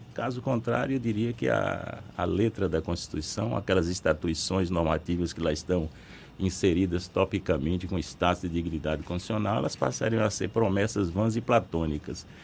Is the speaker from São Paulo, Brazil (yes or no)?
no; interior of Bahia, Brazil; sou interiorano, conheço a realidade interiorana